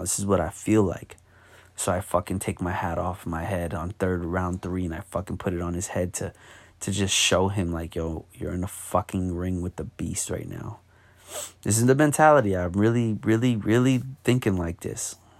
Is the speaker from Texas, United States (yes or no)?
no; New York, United States; I'm from New York